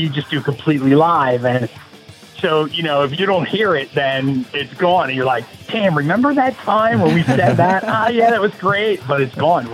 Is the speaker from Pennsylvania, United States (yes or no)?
yes; Norristown, Pennsylvania, United States; also born or lived in Philadelphia, Pennsylvania; I was born and raised in the outskirts of Philadelphia at a little place called Norristown, Pennsylvania. But I currently live in Philadelphia right now.